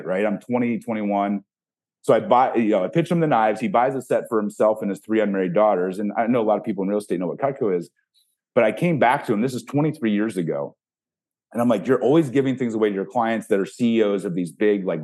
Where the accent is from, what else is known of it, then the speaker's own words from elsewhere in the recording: Ohio, United States; I grew up in Ohio.